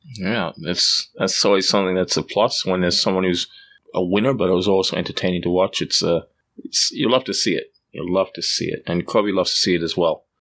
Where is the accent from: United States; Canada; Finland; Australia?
Australia; moved away; I grew up in Australia. I spent a significant part of my life there.